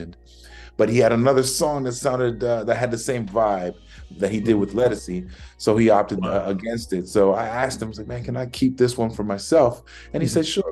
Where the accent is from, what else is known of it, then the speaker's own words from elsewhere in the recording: New York, United States; growing up in New York